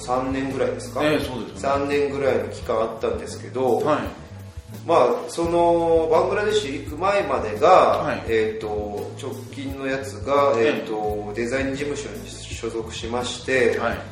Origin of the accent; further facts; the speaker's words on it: Kumamoto, Japan; moved away as an adult; now in Lilongwe, Malawi; 私実家熊本なんですけど